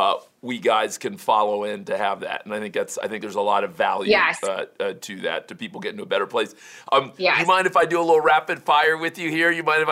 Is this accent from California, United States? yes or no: no; Miami, Florida, United States; I grew up in Miami